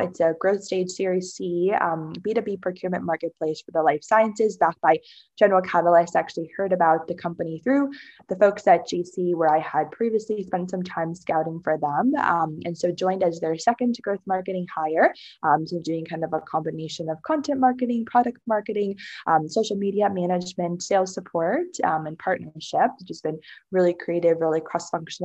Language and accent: English; New Jersey, United States; also born or lived in China / Boston, United States; came to the US later on in elementary school to New Jersey, which is where my parents had found jobs and housing, and grew up there until college